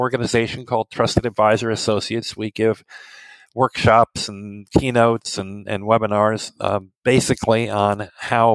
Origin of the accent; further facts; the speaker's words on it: Midwest, United States; also born or lived in New York City; I'm American, as you can tell already. I grew up in the Midwest here.